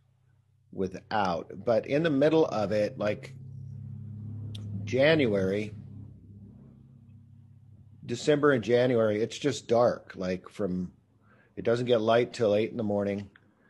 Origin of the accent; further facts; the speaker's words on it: San Joaquin Valley, California, United States; I grew up in the San Joaquin Valley